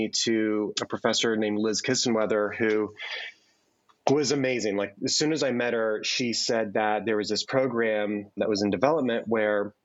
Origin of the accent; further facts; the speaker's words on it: Bethlehem, Pennsylvania, United States; now in State College, United States; I grew up in the Bethlehem area in Pennsylvania